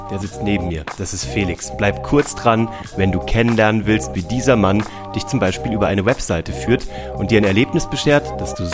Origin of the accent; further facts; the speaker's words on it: Kassel, Hesse, Germany; moved away as an adult; also born or lived in Weimar; now in Munich, Germany; Ich komme aus Kassel